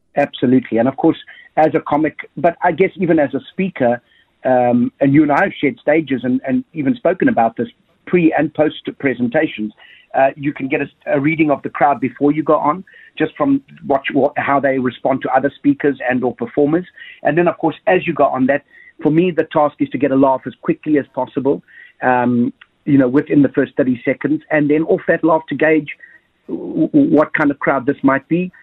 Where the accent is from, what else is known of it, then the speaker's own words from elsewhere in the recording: South Africa; growing up in Thunderbell Park